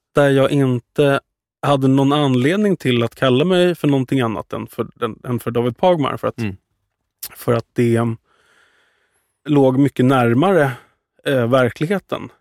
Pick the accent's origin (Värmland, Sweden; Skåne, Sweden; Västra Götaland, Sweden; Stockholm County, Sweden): Stockholm County, Sweden; Värmdö; till eh, Värmdö då, där jag är uppvuxen